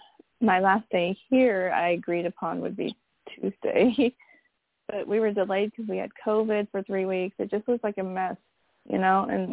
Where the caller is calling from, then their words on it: California, United States; I'm from California.